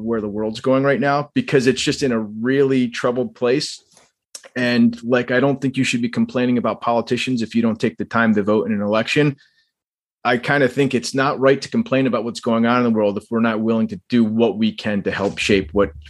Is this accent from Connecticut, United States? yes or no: yes; East Hartford, Connecticut, United States; also born or lived in New York; now in Glastonbury, United States; other than when I was in New York for law school, I've lived in Greater Hartford. I grew up in East Hartford and I live in Glastonbury now.